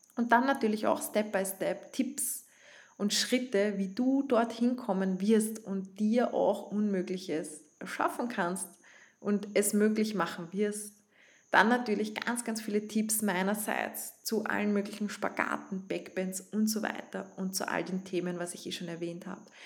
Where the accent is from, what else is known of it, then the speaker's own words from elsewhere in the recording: Vienna, Austria; accent: Viennese; ich komme von Wien, ich spreche teilweise in Dialekt